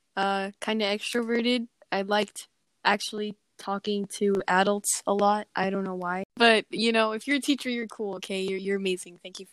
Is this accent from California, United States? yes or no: yes; Calexico, California, United States; now in Imperial, United States; I grew up in the little city in Calexico, California. And yeah, it was pretty cool. I lived there for like 9 years, and now I'm living in Imperial, which is kind of near to Calexico, but not that much.